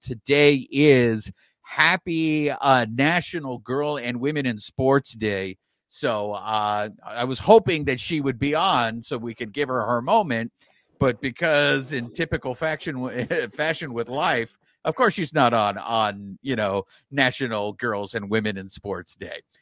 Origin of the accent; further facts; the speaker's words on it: Los Angeles, California, United States; We're from Los Angeles here, man. I mean, we got a lot of us over here on the east side